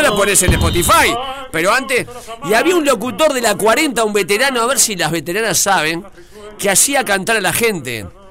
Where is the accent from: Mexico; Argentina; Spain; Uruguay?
Uruguay; me crié escuchando en CX40